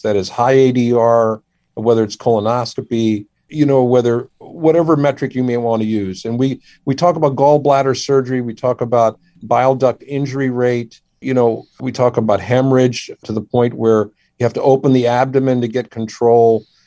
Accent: Washington, District of Columbia, United States; also born or lived in India; I grew up in the Washington D.C. area

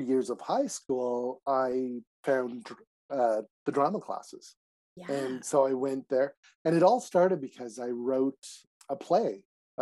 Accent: Montreal, Quebec, Canada; moved away as an adult; also born or lived in Calgary; I was born in Montreal, mm-hmm. went to Calgary for 12 years, and then came back to this side of the country

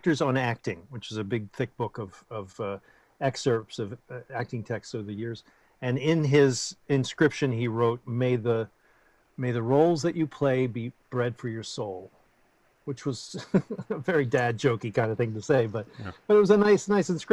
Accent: United States; we're just given enormous advantages just by being born American

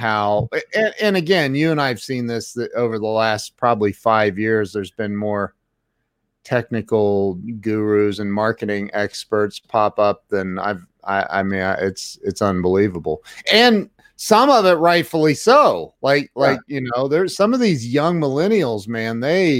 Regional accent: Ohio, United States; I'm from Ohio.

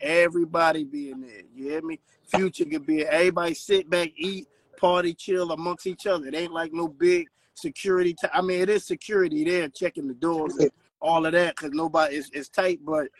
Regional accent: Philadelphia, Pennsylvania, United States; now in Atlanta, United States; Hey, I'm from Philly, but I'm in the ATL, man, right now.

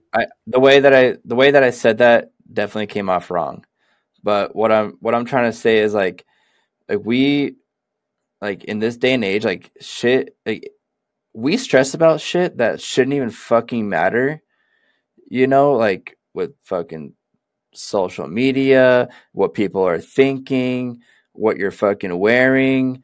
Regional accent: Sacramento, California, United States; also born or lived in Seattle; now in Portland, United States; I grew up in Sacramento too. I spent most of my childhood in Sacramento

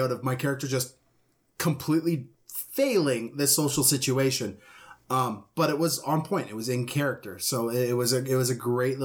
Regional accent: Canada; I'm Canadian.

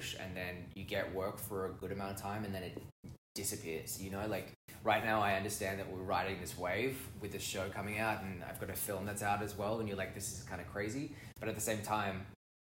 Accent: Australia; moved away as an adult; now in Toronto, Canada; I'm Australian, originally Australian, born and bred, grew up there

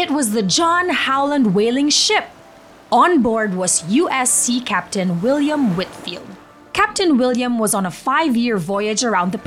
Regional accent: Philippines; now in United States; being a Filipina is one of the things I'm most proud of.

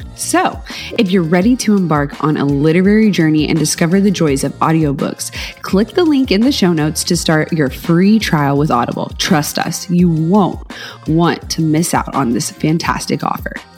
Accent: the South, United States; I'm a southerner

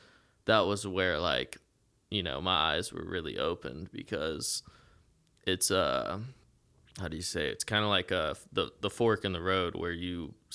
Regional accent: Eau Gallie, Florida, United States; where me and my dad moved beachside because I grew up in Ogalley and stuff.

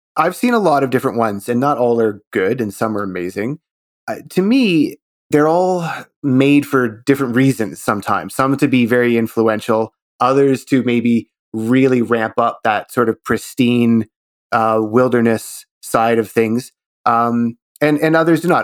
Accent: Canada; as a Canadian

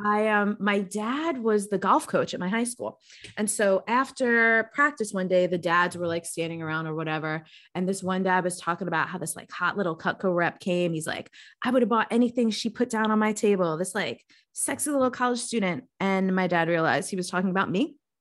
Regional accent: New York, United States; moved away as an adult; also born or lived in Baltimore; being a New Yorker growing up in that environment.

